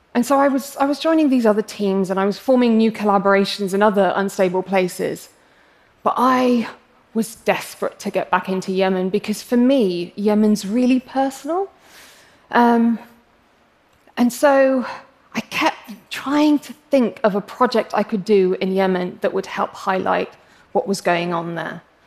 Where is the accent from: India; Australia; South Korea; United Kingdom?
United Kingdom; England; accent: English; I'm English, as you can probably tell from my accent, um, but I'm actually of Arab heritage.